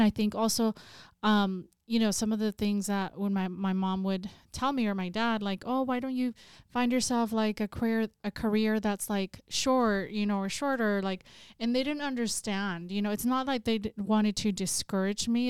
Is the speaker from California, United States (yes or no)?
yes; Salinas, California, United States; I'm originally from Salinas, California, so I grew up in a working class community